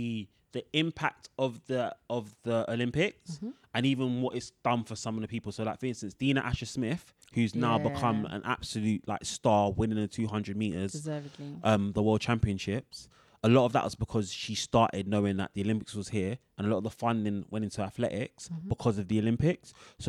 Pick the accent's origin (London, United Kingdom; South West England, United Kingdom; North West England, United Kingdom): London, United Kingdom; we grew up on Earls Court.